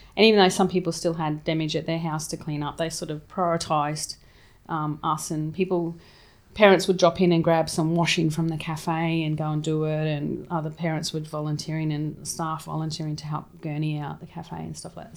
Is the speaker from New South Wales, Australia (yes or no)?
no; Townsville, Queensland, Australia; moved away as an adult; also born or lived in England / Sydney; I grew up in Townsville, um, and we always had property over in, um, Harvey's Range